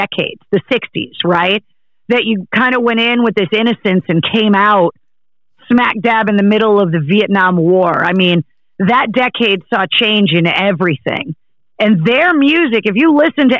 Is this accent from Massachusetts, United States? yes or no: yes; Massachusetts, United States; I was born in Massachusetts